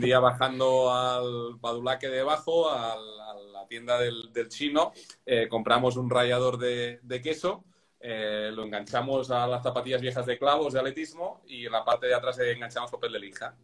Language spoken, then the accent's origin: Spanish; Spain; soy español